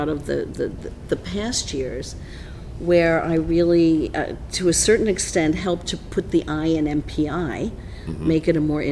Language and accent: English; New York City, New York, United States; Born and raised in Midtown Manhattan